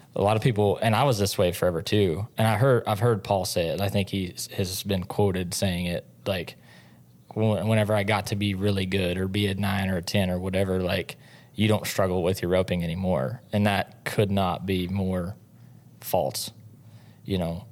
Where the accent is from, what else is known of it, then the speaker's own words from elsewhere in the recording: Mooreland, Oklahoma, United States; moved away; also born or lived in Stephenville, Texas; I grew up in Oklahoma, a little town in northwest Oklahoma called Moreland